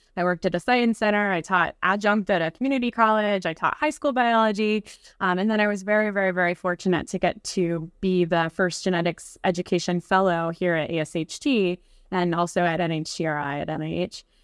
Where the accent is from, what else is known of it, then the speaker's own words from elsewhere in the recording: West Virginia, United States; now in Brooklyn, New York, United States; I'm from West Virginia originally, so I, um, grew up in a pretty small community